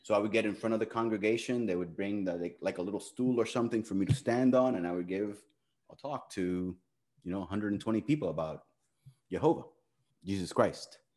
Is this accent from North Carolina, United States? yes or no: no; Miami, Florida, United States; also born or lived in Cuba; I was born in Cuba, right? I like to tell people that I'm as from Miami as from Miami gets, which means being born in Cuba